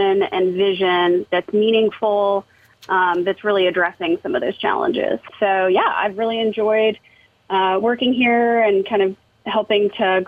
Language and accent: English; Atlanta, Georgia, United States; I'm born and raised in Atlanta, and I still live there